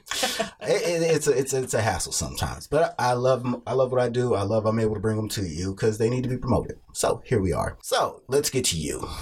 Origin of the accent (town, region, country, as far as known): Kansas City, Missouri, United States; born or raised there